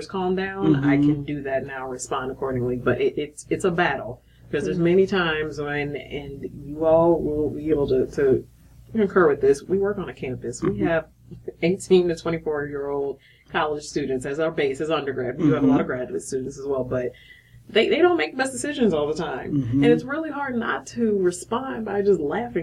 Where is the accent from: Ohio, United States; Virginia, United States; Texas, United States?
Ohio, United States; Akron; moved away; also born or lived in Georgia / Tennessee; Originally from Akron, Ohio